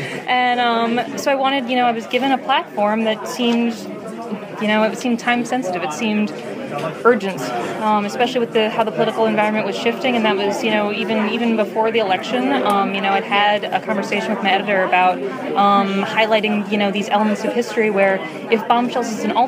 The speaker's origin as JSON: {"language": "English", "town": "New York City", "region": "New York", "country": "United States", "tie": "born or raised there", "said": "I grew up in New York City"}